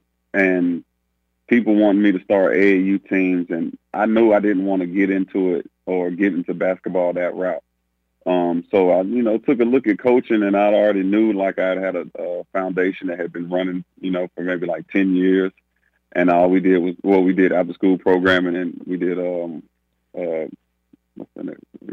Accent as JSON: {"language": "English", "town": "Winston-Salem", "region": "North Carolina", "country": "United States", "tie": "born or raised there", "moved": "yes", "said": "Winston-Salem, which is my hometown"}